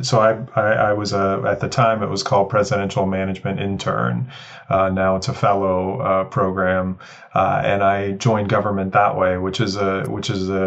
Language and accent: English; New York City, New York, United States; Yeah, I grew up in Woodhaven, Queens, New York. So in New York City